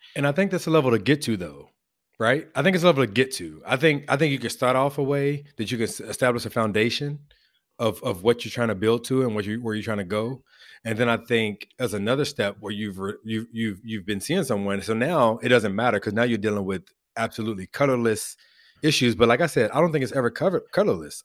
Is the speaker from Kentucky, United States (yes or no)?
yes; Louisville, Kentucky, United States; accent: Louisville; growing up in Western Louisville